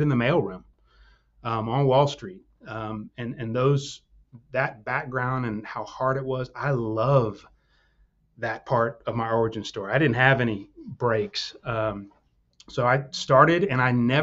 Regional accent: Houston, Texas, United States; also born or lived in Austin; I grew up in Houston

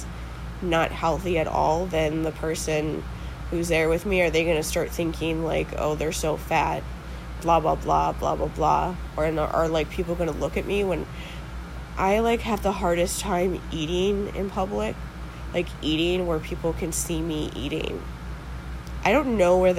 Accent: Wisconsin, United States; here in Wisconsin

